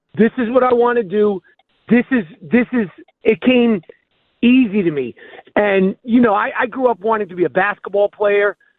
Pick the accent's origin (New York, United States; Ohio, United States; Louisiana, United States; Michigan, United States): New York, United States; I'm a New Yorker